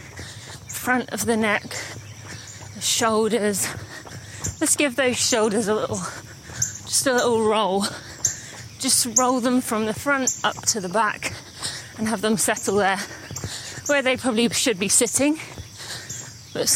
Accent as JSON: {"language": "English", "country": "United Kingdom", "moved": "yes", "said": "I'm British. I'm more tied to my home country."}